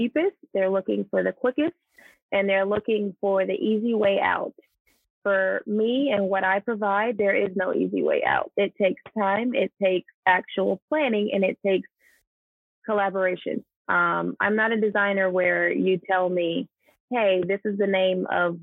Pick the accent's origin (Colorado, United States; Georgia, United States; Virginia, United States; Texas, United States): Georgia, United States; I'm from here. I'm from Georgia.